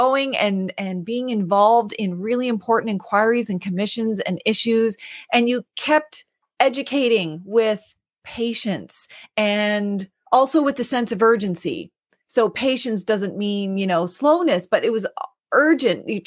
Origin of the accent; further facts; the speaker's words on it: the Maritimes, Canada; I'm from the Maritimes, not Manitoba